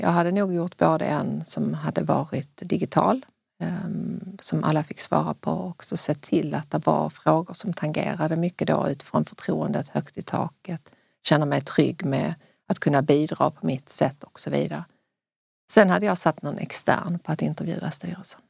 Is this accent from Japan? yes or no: no; Sweden; i Sverige